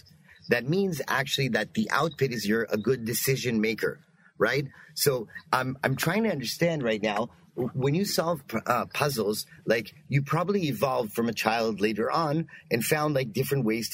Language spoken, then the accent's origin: English; Canada; I'm also Canadian